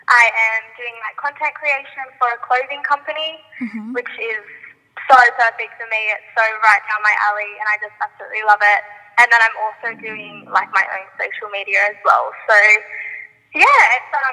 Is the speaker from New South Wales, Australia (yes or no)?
yes; Sydney, New South Wales, Australia; I grew up in Penrith in Sydney, and I'm still like currently living here.